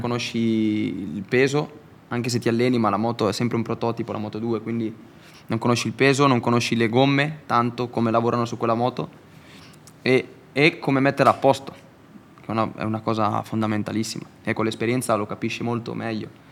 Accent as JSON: {"language": "Italian", "town": "Garbagnate Milanese", "region": "Lombardy", "country": "Italy", "said": "sono di, di Garbagnate, a Milano."}